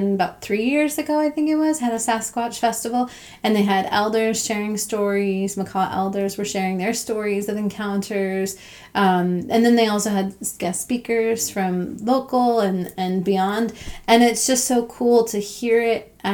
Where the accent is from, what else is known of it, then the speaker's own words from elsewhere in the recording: Arizona, United States; moved away; also born or lived in Colorado; I grew up predominantly in Arizona, which is in the southern states of the U.S.